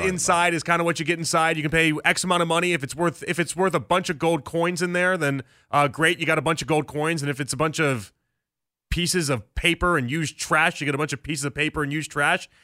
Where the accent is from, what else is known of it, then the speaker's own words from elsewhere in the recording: Chicago, Illinois, United States; I, I grew up in Chicago in the '90s. I was that's when I was a child in the '90s in Chicago